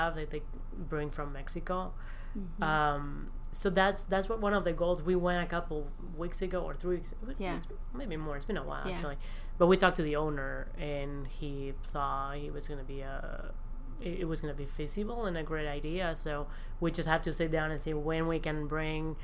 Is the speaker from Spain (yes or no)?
yes; Spain; accent: the accent of my region; English is a second language; moved away as an adult; now in United States